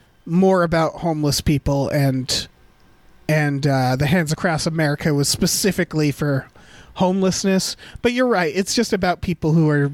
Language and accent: English; Western Massachusetts, United States; my hometown in Western Massachusetts.